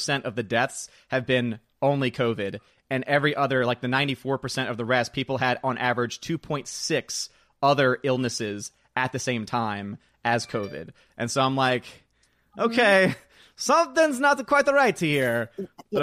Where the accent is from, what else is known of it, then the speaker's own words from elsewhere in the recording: New Orleans, Louisiana, United States; moved away; I'm from New Orleans